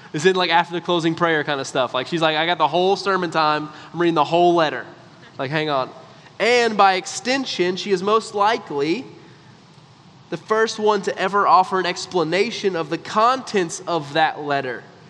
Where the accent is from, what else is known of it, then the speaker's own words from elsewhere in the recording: United States; because we're American